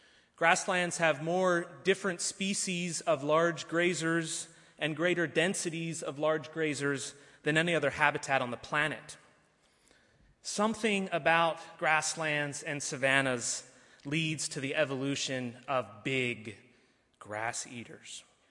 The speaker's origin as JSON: {"language": "English", "region": "Narok County", "country": "Kenya", "tie": "born or raised there", "said": "I was born in Kenya, and I spent my early years bumping around the savannas of Maasai Mara looking for wildlife"}